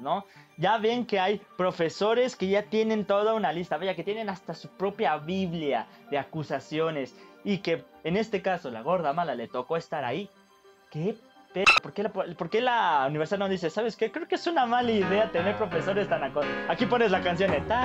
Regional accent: Mexico; somos mexicanos

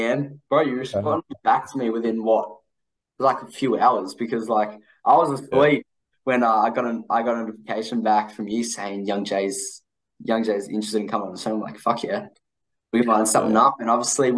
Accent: Australia; I'm from Australia

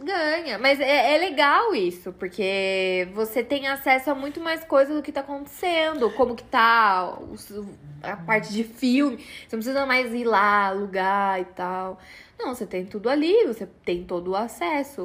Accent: Brazil; Eu sou brasileira

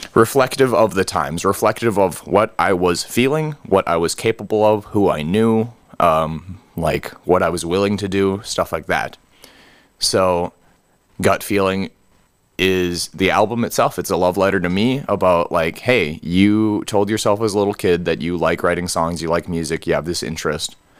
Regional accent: Gresham, Oregon, United States; going back up north to Gresham, to my hometown

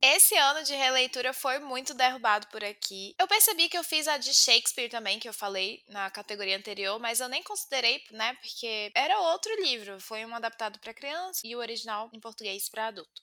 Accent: Bahia, Brazil; eu sou da Bahia

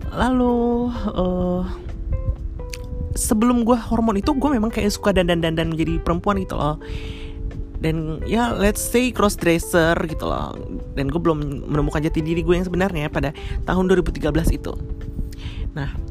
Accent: North Jakarta, Jakarta, Indonesia; now in South Jakarta, Indonesia; di daerah gue uh, Jakarta Utara by the way uh, gue tinggal di Jakarta Utara tapi untuk sekarang saat ini gue udah pindah di Jakarta Selatan

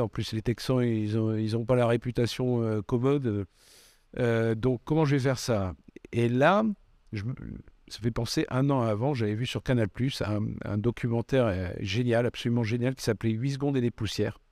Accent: Bordeaux, Nouvelle-Aquitaine, France; also born or lived in Aveyron / Paris; suis pas né à Bordeaux. Je suis né en Aveyron. mais mes parents ont migré à Bordeaux quand j'avais 3 ans et, j'ai grandi à Bordeaux

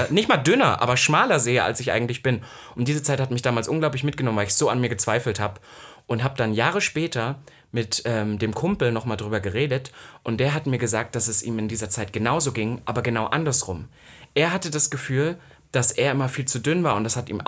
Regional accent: East Germany, Germany; als Ossi

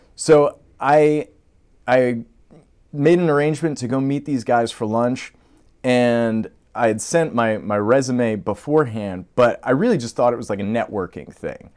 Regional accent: Long Island, New York, United States; also born or lived in Brooklyn; we grew up on Long Island

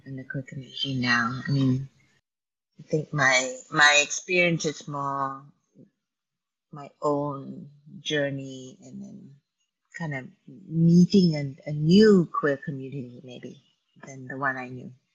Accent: Malaysia; moved away; my growing up in Malaysia

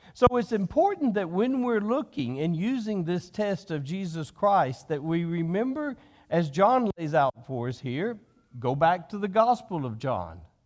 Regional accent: United States

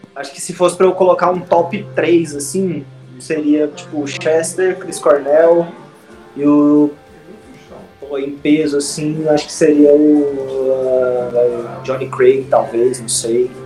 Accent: Goiânia, Goiás, Brazil; Eu, o Lucão, o Potter e o Zex somos de Goiânia

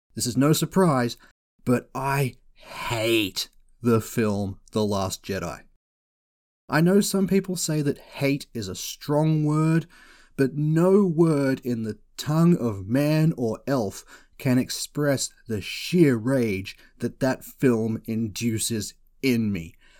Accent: Australia; I am Australian

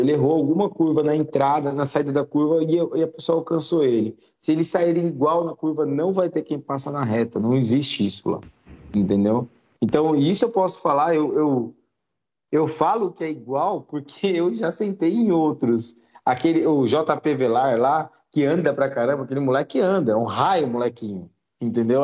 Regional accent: São Bernardo do Campo, São Paulo, Brazil; Eu sou de São Bernardo

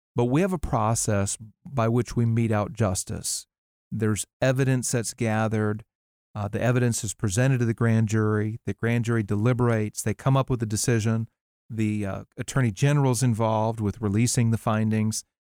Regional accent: Wisconsin, United States; my home state of Wisconsin. There's a place, uh, not far from where I grew up, Outagamie County

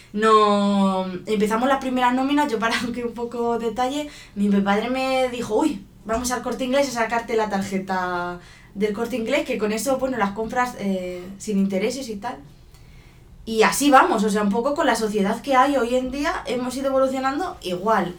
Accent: Spain; en España somos muy así, de dejarlo todo en casa.

